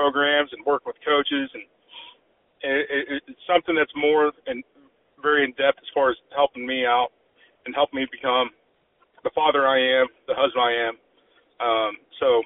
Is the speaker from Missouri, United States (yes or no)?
no; Edmond, Oklahoma, United States; moved away as an adult; also born or lived in Kalamazoo, Michigan / Hays, Kansas / Wisconsin; I grew up in Edmond, Oklahoma